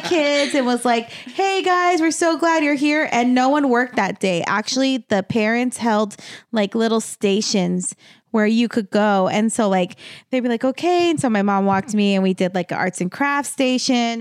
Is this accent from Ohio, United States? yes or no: no; Las Cruces, New Mexico, United States; moved away; Las Cruces, my hometown, um, look at me self-identifying, um, is thirty minutes from El Paso